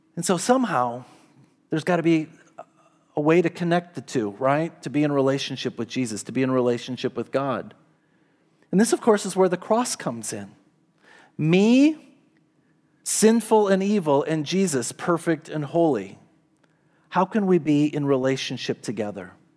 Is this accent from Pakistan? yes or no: no; United States; to be Americans and to live in this country